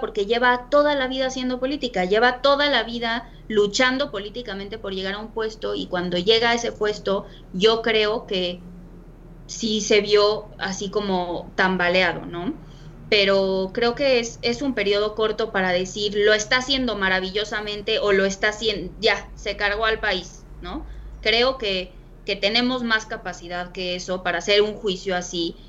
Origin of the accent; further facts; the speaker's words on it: Mexico; nosotros como mexicanos